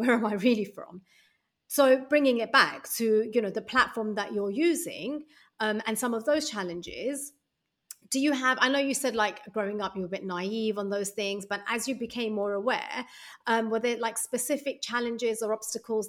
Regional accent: United Kingdom; moved away; as a British South Asian, I'm not one without the other

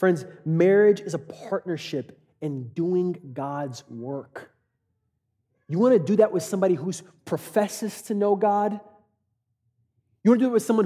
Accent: Katy, Texas, United States; I grew up in Katy

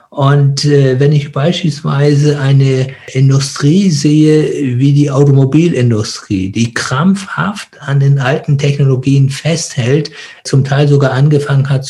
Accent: Germany; Weil pro Kopf gesehen haben wir Deutschen einen vierfach höheren CO2-Ausstoß als ein Inder und eine Inderin.

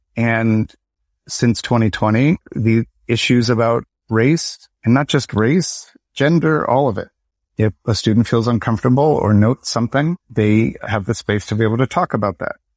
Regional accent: Lansing, Michigan, United States; I'm from, born in Lansing, Michigan

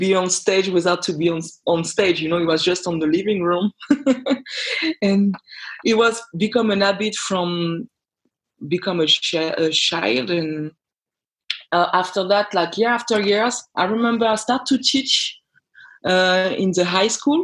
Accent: France; English is a second language; moved away as an adult; also born or lived in Denmark; I'm raised and born in France, but I'm originally from Guadeloupe.

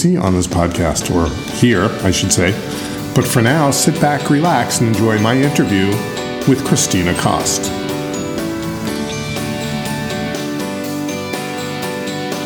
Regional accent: Long Island, New York, United States; now in Brooklyn, United States; I grew up on Long Island

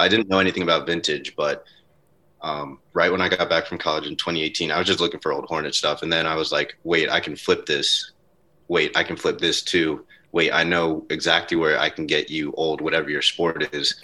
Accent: North Carolina, United States; me coming out of North Carolina. I spent a lot of time outside

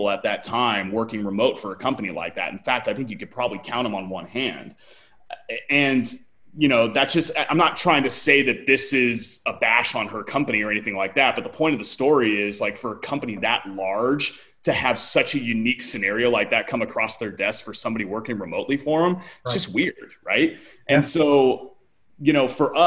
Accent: Bay Area, California, United States; moved away as an adult; also born or lived in Brentwood, Tennessee; now in Nashville, United States; growing up in the Bay Area

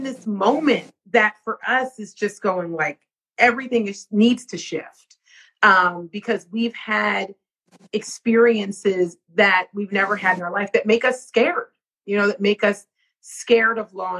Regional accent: outside Philadelphia, Pennsylvania, United States; I grew up outside of Philly. I grew up in the country. So I'm from a very small town where there is nothing but, you know, cows and pigs, and it's a mostly Mennonite community.

